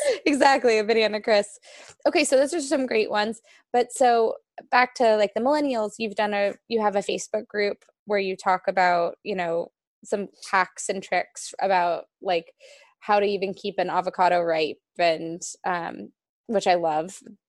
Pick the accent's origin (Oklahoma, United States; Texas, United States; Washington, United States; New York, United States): New York, United States; especially growing up in New York, most New Yorkers, I feel like they have salt in their house